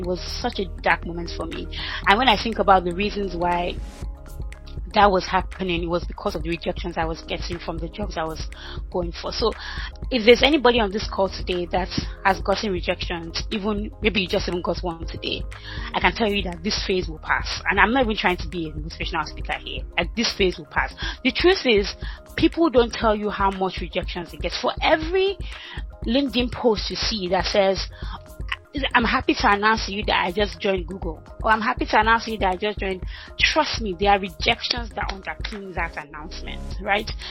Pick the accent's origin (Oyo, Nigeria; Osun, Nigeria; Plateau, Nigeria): Oyo, Nigeria; Ibadan; moved away as an adult; also born or lived in Ota, Nigeria / Lagos, Nigeria / Lancaster, United Kingdom; now in United Kingdom; I grew up in Ibadan, Alakia in Ibadan, dead village